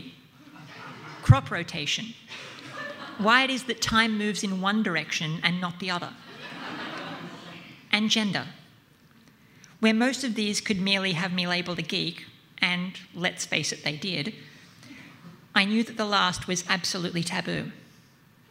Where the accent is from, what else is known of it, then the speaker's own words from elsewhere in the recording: Central Coast, New South Wales, Australia; moved away; I grew up on the Central Coast, about 90 minutes drive north of here